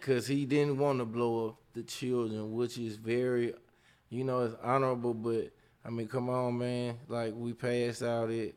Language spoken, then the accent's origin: English; Jackson, Mississippi, United States; now in Atlanta, United States; I'm a import plant. I'm from Jackson, Mississippi, but, you know, I've been here forever and a day. Forever I live in Atlanta